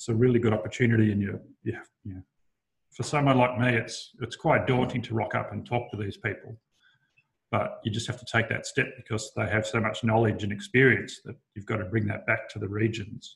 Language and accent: English; Dubbo, New South Wales, Australia; moved away as an adult; also born or lived in Canberra; now in Wagga Wagga, Australia; I grew up in Dubbo